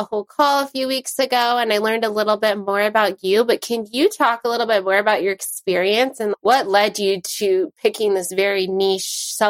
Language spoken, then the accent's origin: English; Newport Beach, California, United States; I'm from Newport Beach too.